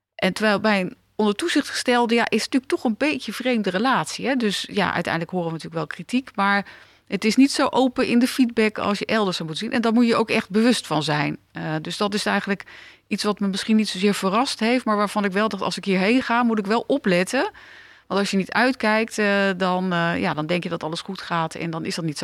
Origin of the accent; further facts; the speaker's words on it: The Hague, South Holland, Netherlands; ik ben eh, geboren in Den Haag, eh, stad achter de duinen, eh, stad met de toko's